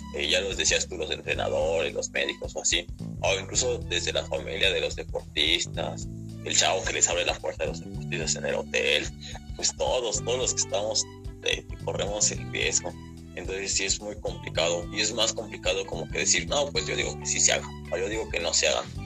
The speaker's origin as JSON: {"language": "Spanish", "country": "Mexico", "said": "en México estamos muy mal"}